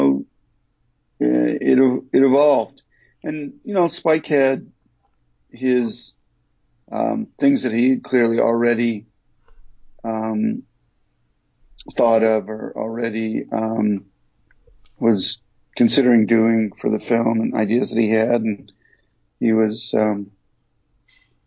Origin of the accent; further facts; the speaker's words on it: Detroit, Michigan, United States; moved away; also born or lived in New York; growing up in Detroit and coming to New York